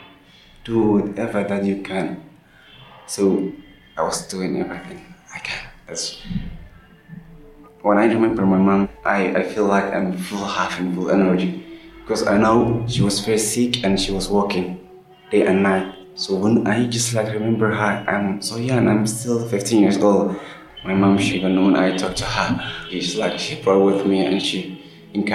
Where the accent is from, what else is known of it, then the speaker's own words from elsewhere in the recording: Somalia; English is a second language; moved away; I'm from Somalia.